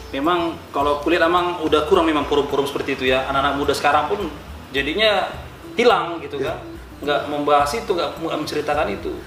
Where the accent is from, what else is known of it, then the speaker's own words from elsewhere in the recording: Batak, North Sumatra, Indonesia; saya sebagai orang Batak